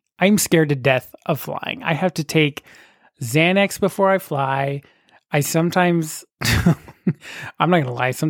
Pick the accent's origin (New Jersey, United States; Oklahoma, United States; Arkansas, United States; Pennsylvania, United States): Oklahoma, United States; I'm from Oklahoma.